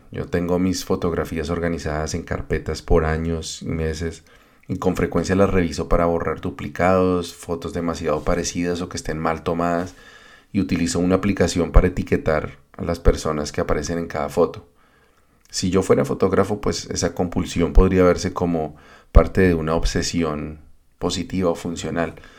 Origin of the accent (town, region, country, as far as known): Colombia